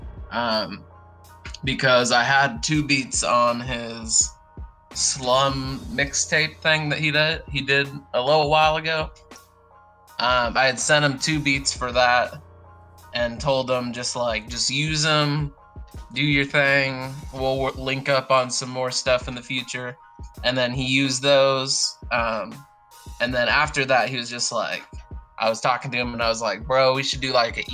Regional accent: Portland, Oregon, United States; moved away as an adult; now in Nashville, United States; I originated in Portland, Oregon, moved down here for college

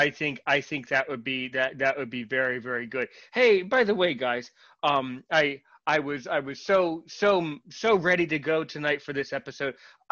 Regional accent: United States; I'm American.

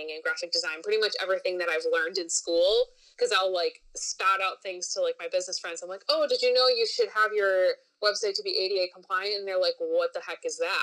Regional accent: Wisconsin, United States; moved away as an adult; also born or lived in Nashville, Tennessee; now in Orlando, United States; I grew up in Wisconsin.

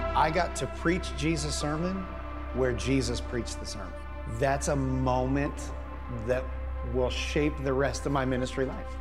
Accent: United States; as an American Christian

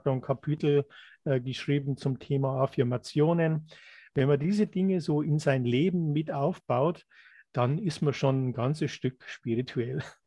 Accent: Germany; wir sind hier in Deutschland aufgewachsen

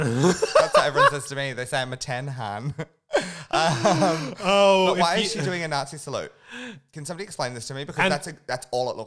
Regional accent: United Kingdom; I'm British.

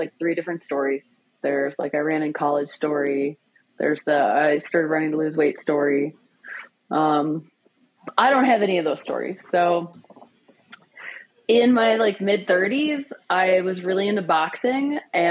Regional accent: Wisconsin, United States; moved away; I grew up in Wisconsin

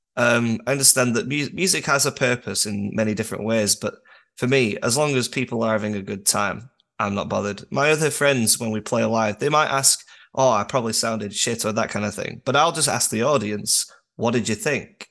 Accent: Durham, North East England, United Kingdom; I'm from Northern Britain

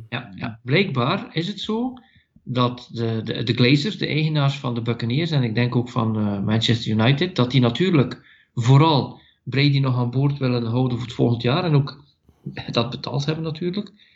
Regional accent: Belgium; ik ben van België en ik coach daar.

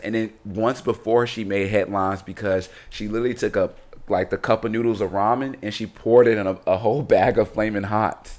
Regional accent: Chicago, Illinois, United States; I'm from Chicago

